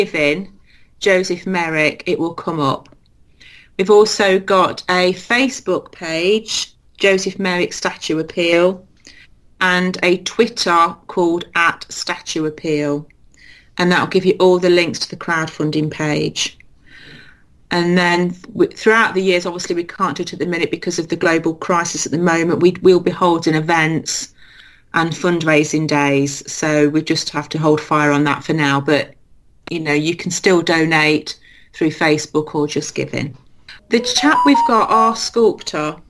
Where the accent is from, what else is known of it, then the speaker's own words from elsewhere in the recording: Leicester, East Midlands, United Kingdom; my hometown